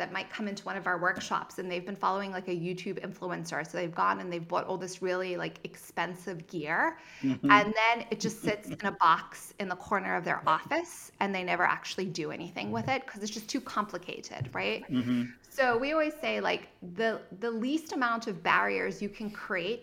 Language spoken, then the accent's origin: English; Zimbabwe; also born or lived in Cape Town, South Africa / Santa Barbara; now in United States; if you hear of a little bit of an accent, it's because I'm originally from Zimbabwe and I went to school in Cape Town, South Africa